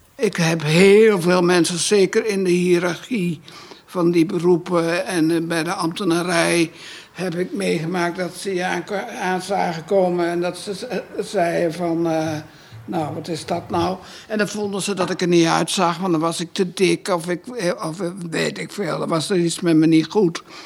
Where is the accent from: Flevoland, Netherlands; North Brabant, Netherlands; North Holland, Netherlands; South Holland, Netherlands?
North Holland, Netherlands; Amsterdam; moved away as an adult; Ik kwam uit Amsterdam